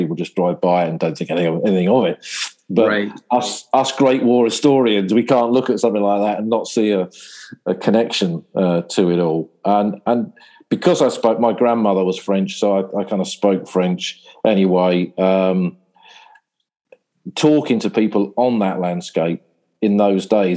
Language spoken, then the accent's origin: English; Sussex, South East England, United Kingdom; moved away as an adult; now in Somme, France; I grew up in Sussex, which is a chalk landscape.